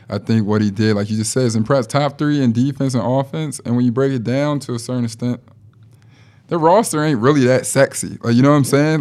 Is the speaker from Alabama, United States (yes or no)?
no; Chicago, Illinois, United States; I'm from Chicago